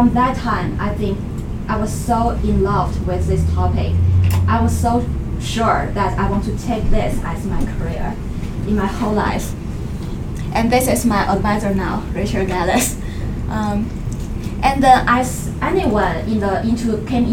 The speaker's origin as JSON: {"language": "English", "region": "Beijing", "country": "China", "tie": "born or raised there", "moved": "as an adult", "lives_now": "United States", "said": "I was born in China, Beijing, the capital. And I spent more than 20 years in China and almost more than six years here in the US"}